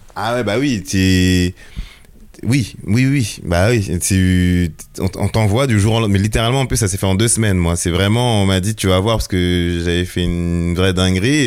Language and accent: French; Melun, Île-de-France, France; also born or lived in Togo; je suis né ici à Melun